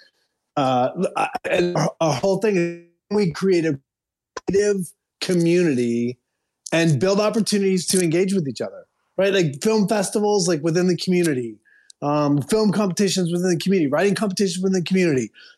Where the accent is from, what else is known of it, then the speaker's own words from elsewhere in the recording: Midwest, United States; moved away; both Bill and I grew up in the Midwest